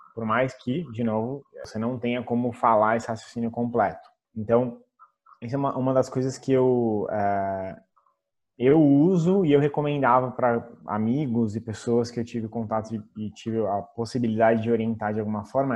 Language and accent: Portuguese; Brazil; now in Italy; como nós brasileiros